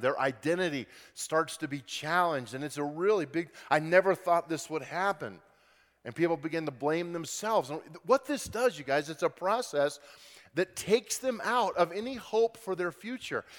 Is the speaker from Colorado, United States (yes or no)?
yes; Grand Junction, Colorado, United States; I grew up in Western Colorado in Grand Junction and loved it, had a great childhood